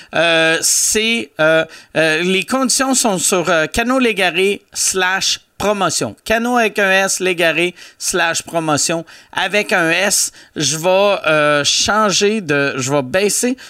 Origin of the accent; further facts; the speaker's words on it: Loretteville, Quebec, Canada; À Loretteville, qui est mon, euh, mon village natal